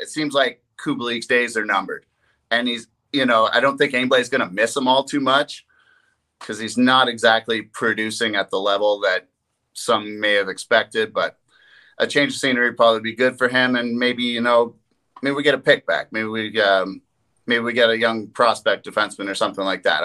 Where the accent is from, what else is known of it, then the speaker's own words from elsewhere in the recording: East Coast, Atlantic Canada, Canada; growing up on the East Coast